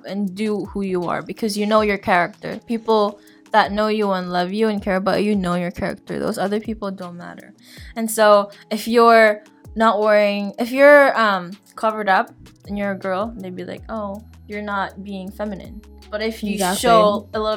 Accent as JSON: {"language": "English", "country": "Philippines", "tie": "born or raised there", "moved": "yes", "said": "growing up in the Philippines, I was tall. I was tall for my country, being a Filipina"}